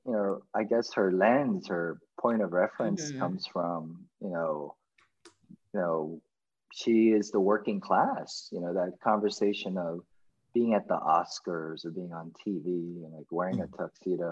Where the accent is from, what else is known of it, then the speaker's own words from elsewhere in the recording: United States; as an American kid, you adopt and you digest everything that is beautiful about growing up in America